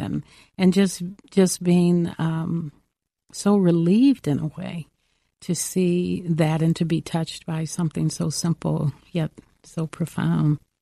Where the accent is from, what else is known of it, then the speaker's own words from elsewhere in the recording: Los Angeles, California, United States; I grew up in South Central Los Angeles in the heat of the civil rights mo-, movement